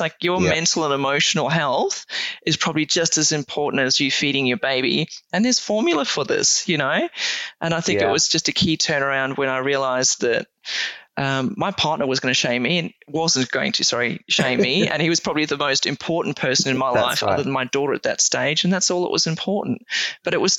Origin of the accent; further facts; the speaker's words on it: South Africa; I'm South African born. Right. And obviously spent a fair bit of time growing up on a farm in South Africa